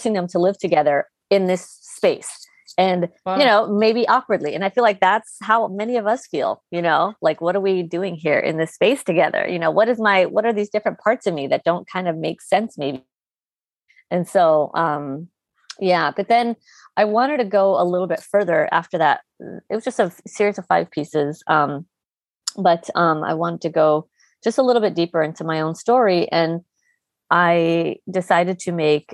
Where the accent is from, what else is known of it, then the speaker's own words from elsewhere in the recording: Chicago, Illinois, United States; the bedroom that I shared with my sisters growing up in Chicago in the '90s.